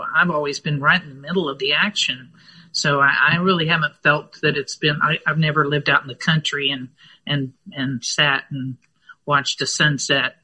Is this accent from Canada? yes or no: no; Fort Worth, Texas, United States; also born or lived in Los Angeles; now in Austin, United States; we came to Texas when I was three, and uh, so I grew up in Fort Worth